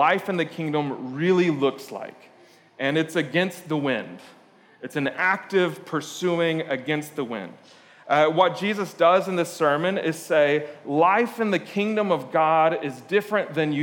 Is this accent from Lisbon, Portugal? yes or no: yes; Lisbon, Portugal; moved away; I grew up in Lisbon, Portugal.